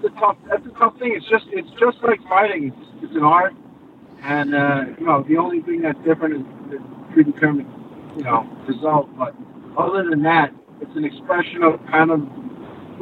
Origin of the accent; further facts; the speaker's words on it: Montauk, New York, United States; I grew up in Montauk